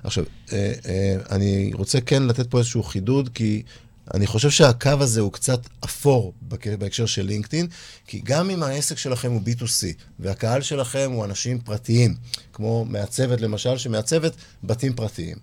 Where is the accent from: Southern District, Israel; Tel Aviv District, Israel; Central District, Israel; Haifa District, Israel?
Tel Aviv District, Israel; Holon; אני גדלתי בחולון